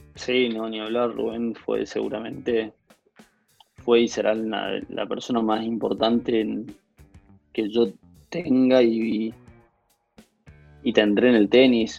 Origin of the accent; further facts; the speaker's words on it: Corrientes, Argentina; somos los correntinos que jugamos al tenis